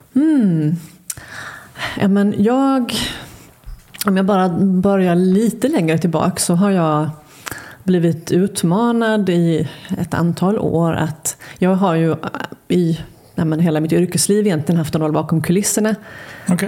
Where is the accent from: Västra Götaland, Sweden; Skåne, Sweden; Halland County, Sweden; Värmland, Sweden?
Halland County, Sweden; Halmstad; also born or lived in Luleå; jag är född i Luleå. Har, ehm, men när vi flyttade till Halmstad när jag var sju